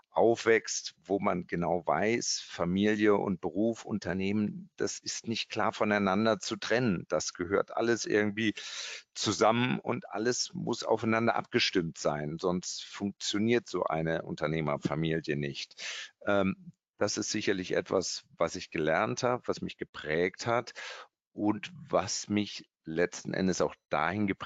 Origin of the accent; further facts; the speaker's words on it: Kassel, Hesse, Germany; Äh, ja, dann bin ich in Kassel groß geworden, habe dort ja, meine Schule gemacht, habe meinen Bund gemacht